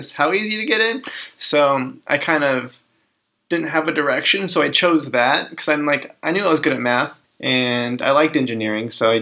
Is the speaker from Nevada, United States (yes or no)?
yes; Reno, Nevada, United States; moved away; Yeah, I grew up in Reno, Nevada. Kind of been there since third grade. Went to high school there.